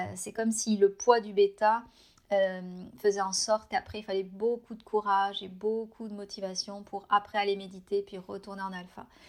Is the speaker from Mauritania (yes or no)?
no; France; moved away as an adult; now in Canada